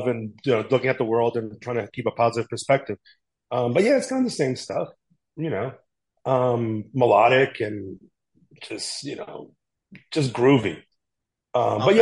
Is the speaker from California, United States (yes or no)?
no; New York City, New York, United States; I grew up in the South Bronx with Frank